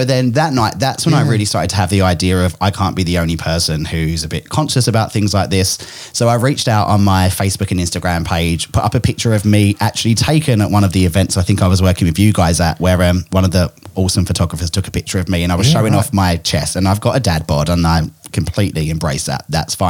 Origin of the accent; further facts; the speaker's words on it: England, United Kingdom; now in Australia; I'm originally from England, which is why I've got this messed up accent. Australians think I sound really English. English people think I sound really Australian, and I'm a bit of a combo.